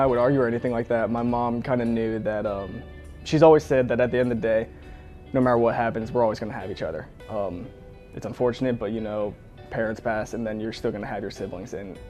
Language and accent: English; Georgia, United States; born or raised there